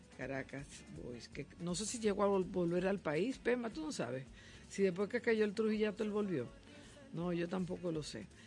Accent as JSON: {"language": "Spanish", "country": "Dominican Republic"}